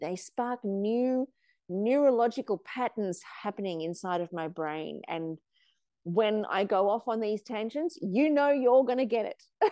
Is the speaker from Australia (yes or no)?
yes; Australia; also born or lived in South Africa; when I was seven years old, we came from South Africa to Australia